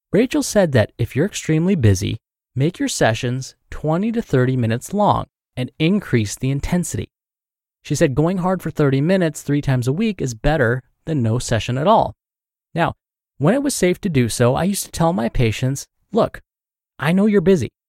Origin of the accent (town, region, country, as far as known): Louisiana, United States; now in New Jersey, United States